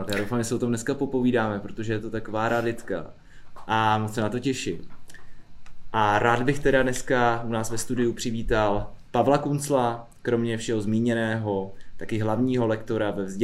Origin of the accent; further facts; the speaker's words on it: Karlovy Vary, Karlovy Vary Region, Czechia; Z Karlových varů.